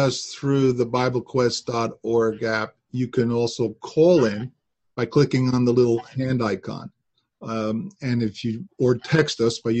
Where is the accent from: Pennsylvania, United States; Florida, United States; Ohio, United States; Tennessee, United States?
Pennsylvania, United States; Honesdale; from Honesdale.